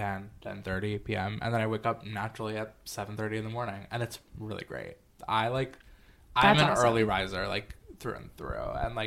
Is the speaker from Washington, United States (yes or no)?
no; Pennsylvania, United States; now in New York City, United States; I grew up in Pennsylvania